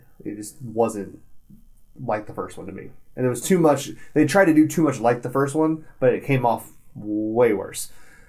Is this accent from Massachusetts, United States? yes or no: yes; Boston, Massachusetts, United States; now in Texas, United States; No, I'm from Boston, but I moved to Texas.